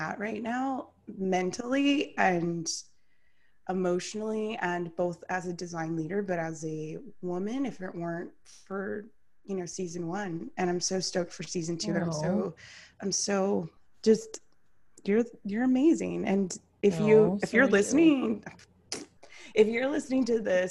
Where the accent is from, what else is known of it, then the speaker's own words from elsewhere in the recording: Atlanta, Georgia, United States; I'm from Atlanta.